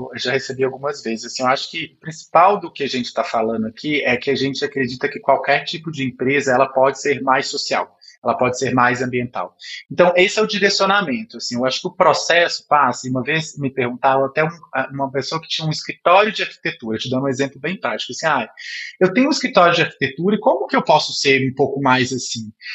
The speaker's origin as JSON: {"language": "Portuguese", "region": "Minas Gerais", "country": "Brazil", "said": "eu sou mineiro"}